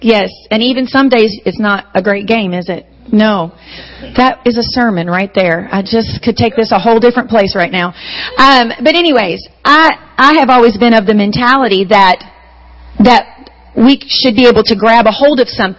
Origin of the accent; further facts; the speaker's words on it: Charleston, South Carolina, United States; accent: southern; in Charleston, my accent is not really considered southern